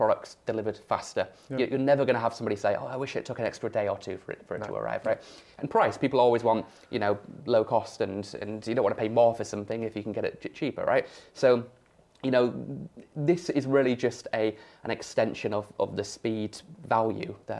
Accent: York, Yorkshire and the Humber, United Kingdom; I'm from York, right? Rural area.

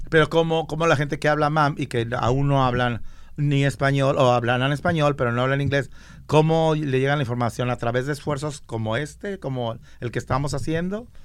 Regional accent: San Marcos, Guatemala; Yo soy de Guatemala.

